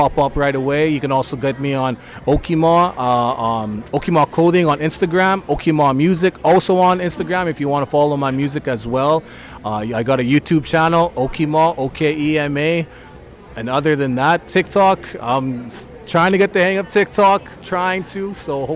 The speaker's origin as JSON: {"language": "English", "town": "Meadow Lake", "region": "Saskatchewan", "country": "Canada", "tie": "born or raised there", "moved": "yes", "said": "my hometown of Meadow Lake"}